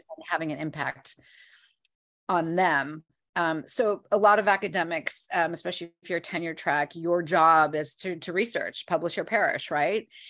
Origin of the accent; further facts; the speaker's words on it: Midwest, United States; now in New York City, United States; I am originally from um, the Midwest